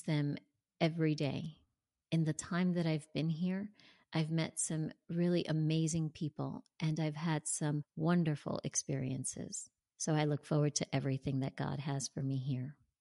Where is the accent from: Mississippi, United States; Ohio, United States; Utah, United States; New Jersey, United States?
New Jersey, United States; moved away as an adult; now in Tampa, United States; I grew up and lived in New Jersey until just last year when I moved to Tampa, Florida